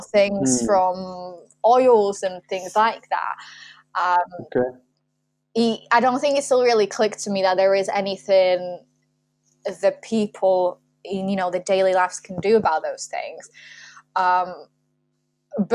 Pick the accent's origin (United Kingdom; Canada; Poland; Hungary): Poland; Warsaw, Masovian Voivodeship; moved away; I grew up in Warsaw